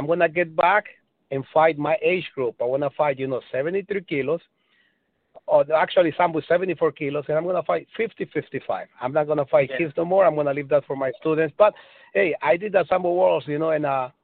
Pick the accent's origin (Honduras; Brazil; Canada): Honduras; moved away; I'm from Honduras, you know, and we eat a lot of Spanish food